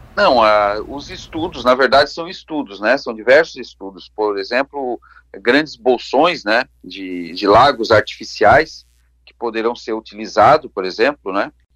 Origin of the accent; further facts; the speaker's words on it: Lauro Müller, Santa Catarina, Brazil; now in Laguna, Brazil; na minha terra que a gente carrega no coração, né, minha amada Lauro Miller